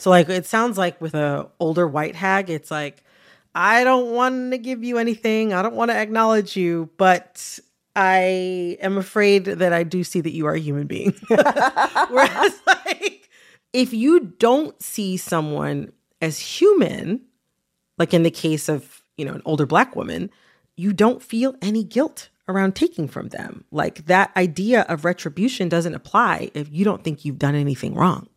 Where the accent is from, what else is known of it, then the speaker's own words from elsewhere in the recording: United States; I'm Black, I'm American